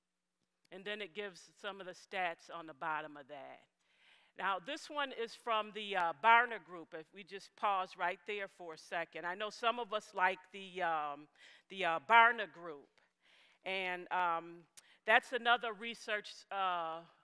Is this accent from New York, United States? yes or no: yes; Buffalo, New York, United States; I'm from Buffalo, New York. I was born and raised in Buffalo, New York